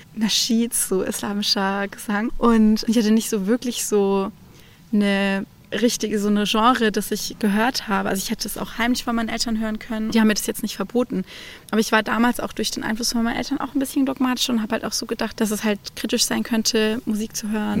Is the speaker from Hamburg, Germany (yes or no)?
no; Baden-Württemberg, Germany; Ich komme ja aus Baden-Württemberg